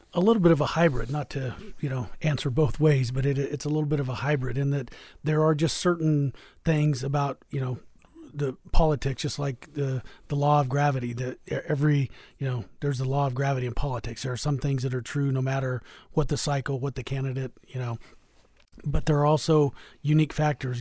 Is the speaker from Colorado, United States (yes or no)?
yes; Eads, Colorado, United States; I grew up in eastern Colorado, a little town called Eads